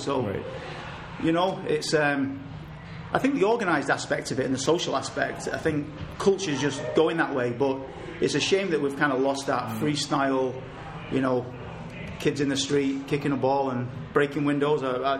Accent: Manchester, North West England, United Kingdom; moved away; But growing up in Manchester.

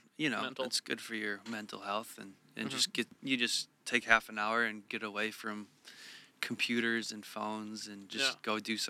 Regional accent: Goshen, Indiana, United States; also born or lived in Chicago / Bloomington, Indiana; now in Los Angeles, United States; I'm from Indiana

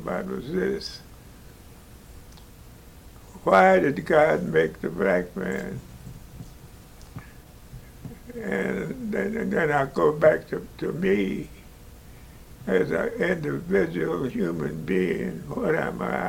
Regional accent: St. Louis, Missouri, United States; born in St. Louis

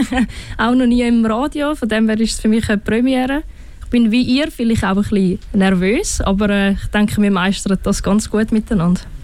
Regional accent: Winterthur, Zurich, Switzerland; ich bin in der Stadt aufgewachsen, Stadt Winterthur

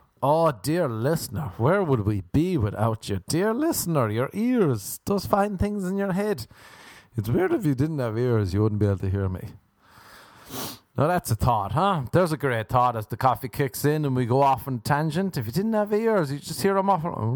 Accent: Ireland; I'm an Irishman

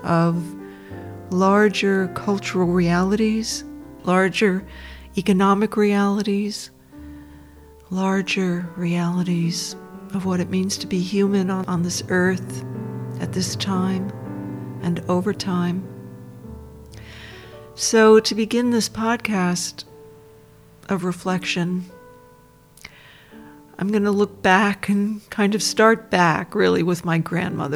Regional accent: Dobbs Ferry, New York, United States; now in Australia; I was born in the United States, in a suburb of New York, a middle-class suburb for the most part, called Dobbs Ferry, on the shores of the Hudson River

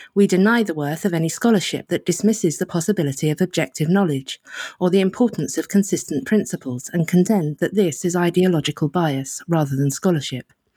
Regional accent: United Kingdom; as a British liberal

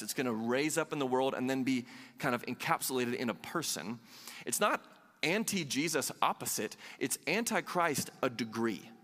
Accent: Southeast, United States; I grew up in the Southeast

